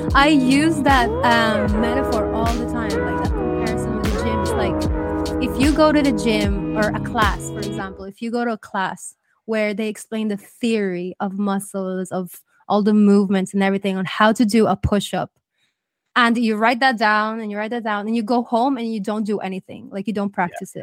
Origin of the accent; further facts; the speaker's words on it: Ireland; now in Spain; I grew up in Ireland